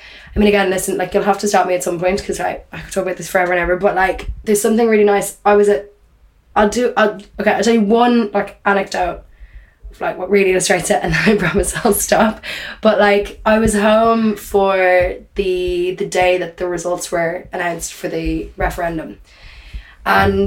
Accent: Dublin, Leinster, Ireland; now in Paris, France

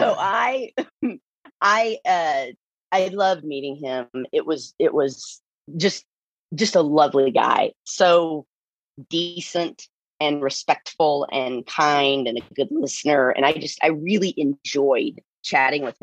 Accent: Texas, United States; accent: thick Texan; I'm a Texan. You know, I'm just like, the accent is thick

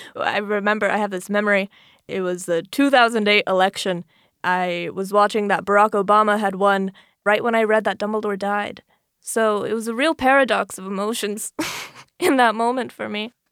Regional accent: Florida, United States; moved away as an adult; I'm originally from Florida

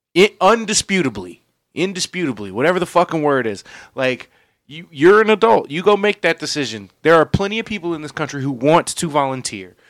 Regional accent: United States; we are American

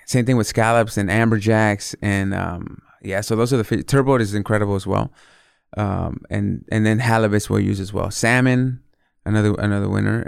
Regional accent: Northern California, United States; also born or lived in Mexico City, Mexico / Los Angeles, United States; I was born in Mexico City, and then we came to the States when I was very young. Um, landed in Los Angeles, and then eventually made the move to Northern California

